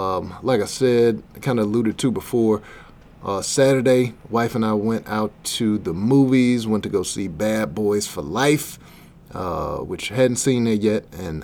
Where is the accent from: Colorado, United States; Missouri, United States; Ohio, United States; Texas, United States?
Missouri, United States; Berkeley; I'm from Berkeley originally.